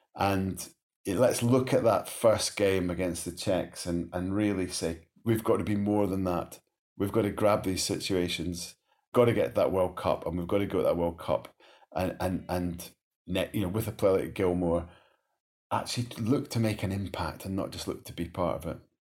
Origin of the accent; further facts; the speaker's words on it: Scotland, United Kingdom; just as a Scot